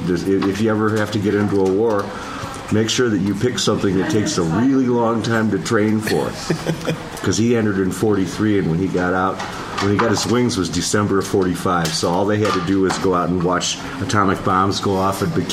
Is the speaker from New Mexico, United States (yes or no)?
no; Grand Rapids, Michigan, United States; moved away as an adult; also born or lived in Ann Arbor, Michigan; now in California, United States; I grew up in Grand Rapids, and I went to University of Michigan